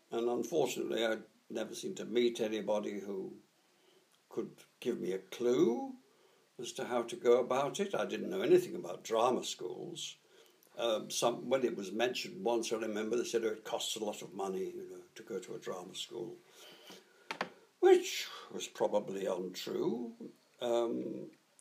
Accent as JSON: {"language": "English", "town": "Middlesbrough", "region": "North East England", "country": "United Kingdom", "tie": "born or raised there", "said": "I was born in Middlesbrough, up in northeast Yorkshire, which, of course, is very heavily industrial"}